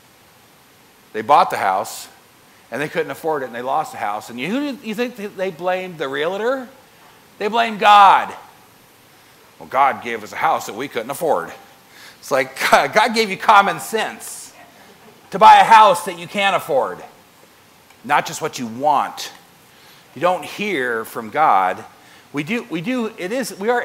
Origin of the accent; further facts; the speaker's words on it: United States; I'm an American